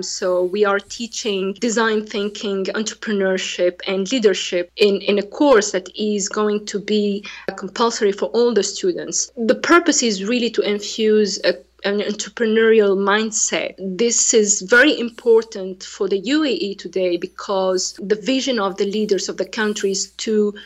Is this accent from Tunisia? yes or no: yes; Tunisia; English is a second language; now in United Arab Emirates; I'm from Tunisia